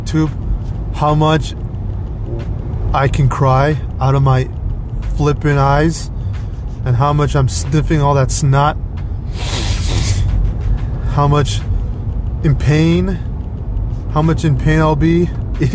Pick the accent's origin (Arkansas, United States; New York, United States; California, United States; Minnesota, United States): California, United States; Alhambra; also born or lived in Los Angeles, California / Montebello, California; I grew up in Alhambra, actually. I was born in L.A., General Hospital.